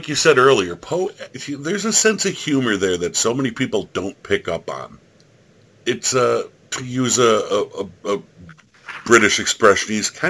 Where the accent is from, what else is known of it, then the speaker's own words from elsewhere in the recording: Buffalo, New York, United States; Yeah, I'm from Buffalo.